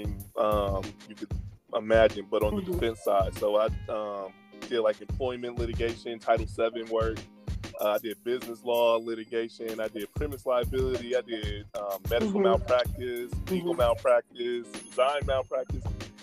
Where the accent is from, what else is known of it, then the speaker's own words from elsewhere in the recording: Milwaukee, Wisconsin, United States; also born or lived in Ann Arbor, Michigan; I was born and raised in Milwaukee. My family's been here for like four generations